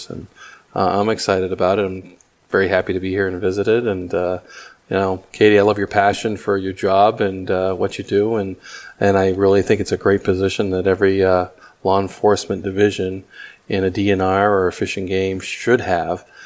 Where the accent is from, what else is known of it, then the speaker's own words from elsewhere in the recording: Northeast, United States; I'm from the Northeast. I'm not a Midwest.